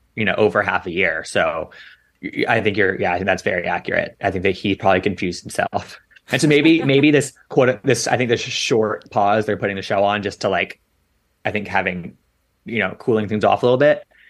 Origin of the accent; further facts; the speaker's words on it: Washington, District of Columbia, United States; moved away; my hometown